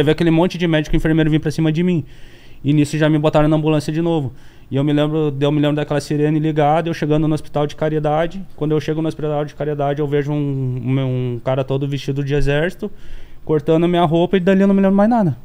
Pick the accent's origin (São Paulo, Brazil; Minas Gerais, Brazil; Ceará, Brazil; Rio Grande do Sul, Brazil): Rio Grande do Sul, Brazil; Santa Maria; moved away; eu nasci em Santa Maria, então as pessoas que são nativas de lá, a maioria se conhece